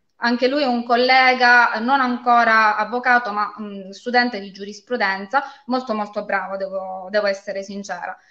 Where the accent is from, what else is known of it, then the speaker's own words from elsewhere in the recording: Castrovillari, Calabria, Italy; moved away as an adult; also born or lived in Catanzaro; now in Spezzano Albanese, Italy; io sono nata e vissuta a Castrovillari, mm, provincia di Cosenza